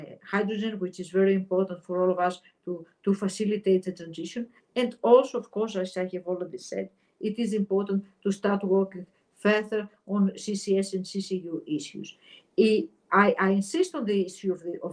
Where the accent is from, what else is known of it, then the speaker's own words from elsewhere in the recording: Greece; my home country, Greece